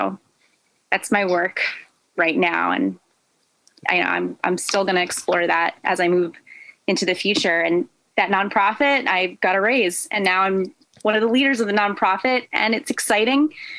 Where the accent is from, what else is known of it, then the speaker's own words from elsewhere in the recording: New York, United States; I came from New York, so I did some private lessons when I was younger.